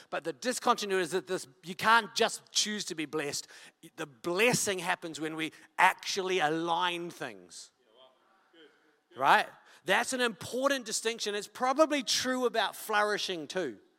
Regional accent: Wellington, New Zealand; I'm from Wellington.

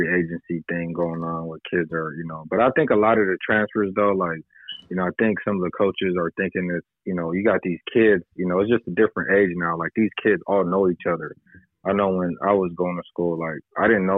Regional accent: San Diego, California, United States; I grew up in the Southeast. So, you know, when I was growing up, you know, most of us didn't even go to our neighborhood schools

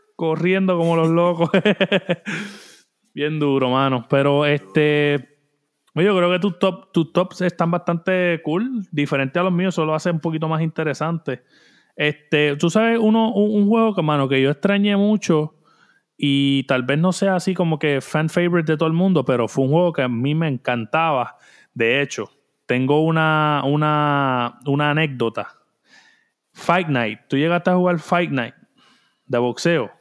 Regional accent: Puerto Rico; como puertorriqueño

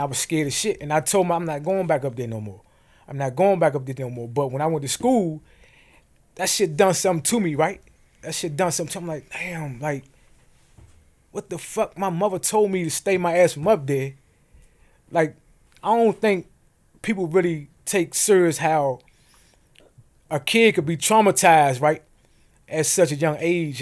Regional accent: United States; growing up in Montana terrace

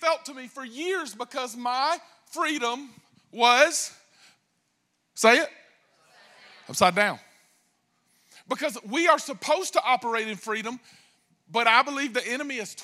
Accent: United States; I'm American

